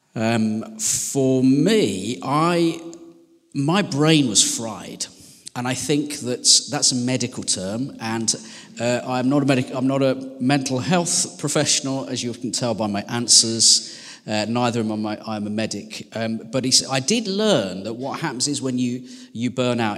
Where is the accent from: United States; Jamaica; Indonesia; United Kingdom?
United Kingdom; West Midlands; now in Sheffield, United Kingdom; I'm from the West Midlands